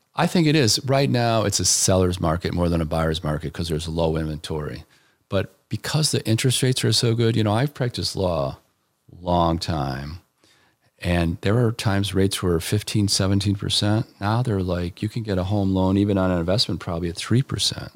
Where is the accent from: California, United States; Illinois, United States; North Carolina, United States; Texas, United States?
Illinois, United States; Elmhurst; also born or lived in Washington, D.C. / Chicago; now in Aurora, United States; Grew up in Elmhurst